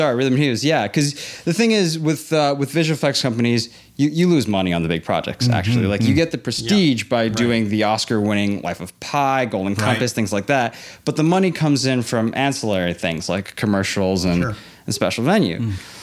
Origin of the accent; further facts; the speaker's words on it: Hong Kong; moved away as an adult; also born or lived in Los Angeles, California, United States; I was born in LA. I grew up in Hong Kong. I went to an international school, so I speak perfect English and I know American culture better than I know Hong Kong culture.